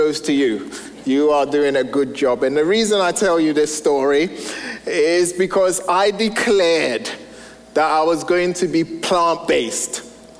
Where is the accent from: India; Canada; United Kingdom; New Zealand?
United Kingdom; England; moved away as an adult; now in United States; I'm originally from England, and when my wife and I moved here 12 years ago now, we soon realized how different America and England were.